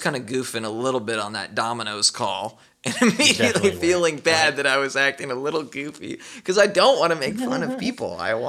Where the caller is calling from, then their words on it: United States; I'm calling from America.